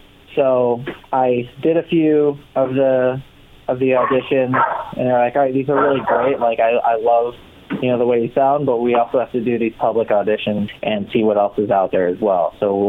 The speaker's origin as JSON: {"language": "English", "town": "Rochester", "region": "New York", "country": "United States", "tie": "born or raised there", "said": "I grew up in Rochester, New York, which is nowhere near New York City. It's actually like 6 hours away from New York City. It's in between Buffalo and Syracuse"}